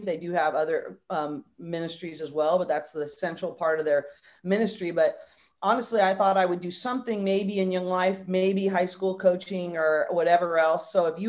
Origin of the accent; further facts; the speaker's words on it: Northern California, United States; I grew up in Northern California.